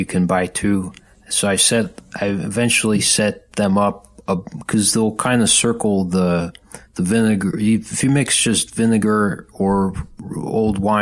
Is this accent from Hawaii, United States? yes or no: no; Buffalo, New York, United States; Grew up in Buffalo